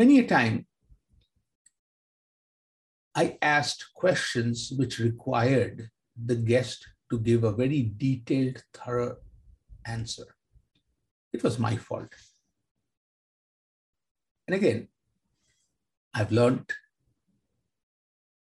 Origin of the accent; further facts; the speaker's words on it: Kolkata, West Bengal, India; Growing up in Kolkata